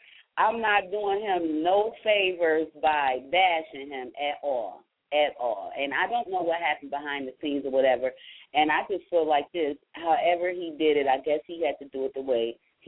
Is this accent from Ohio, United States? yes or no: yes; Ohio, United States; I was born in Ohio. We have to stand up for our people